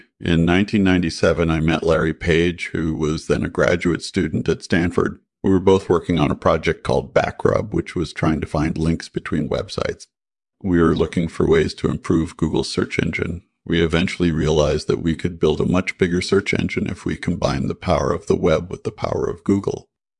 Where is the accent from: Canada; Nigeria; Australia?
Canada; born there; I was born in Canada in 1967